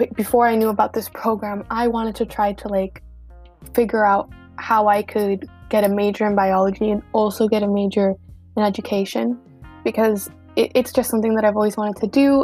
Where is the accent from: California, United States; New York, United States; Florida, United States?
Florida, United States; Miami; I'm from Miami and I am Cuban